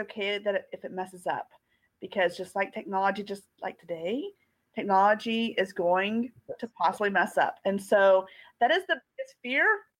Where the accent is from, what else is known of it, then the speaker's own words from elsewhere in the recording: Amarillo, Texas, United States; now in Irving, United States; I am in Dallas, Texas, Irving, Texas, but I'm originally from Amarillo, Texas